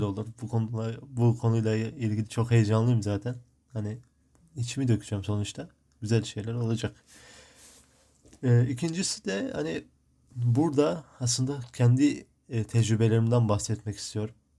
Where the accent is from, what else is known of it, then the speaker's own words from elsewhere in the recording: Midyat, Mardin, Turkey; now in Marmaris, Turkey; Mardin Midyat, Mardin'in Midyat ilçesinde doğdum. Şu an Muğla'nın Marmaris ilçesinde, e, yaşıyorum.